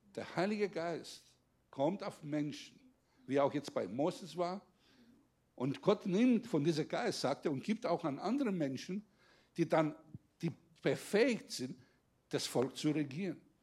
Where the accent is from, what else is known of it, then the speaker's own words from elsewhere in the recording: Greece; now in Germany; ich als Grieche, der jetzt einen deutschen Pass hat